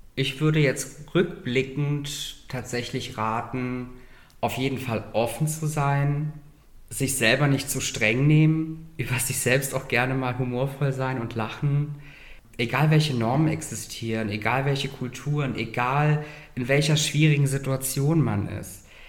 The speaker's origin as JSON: {"language": "German", "country": "Germany", "tie": "born or raised there", "moved": "yes", "lives_now": "Berlin, Germany", "said": "meine Eltern sind aus Russland und Kasachstan, die sind dann in Deutschland emigriert, sind dann in Saloy ansässig geworden. Ich bin dort aufgewachsen"}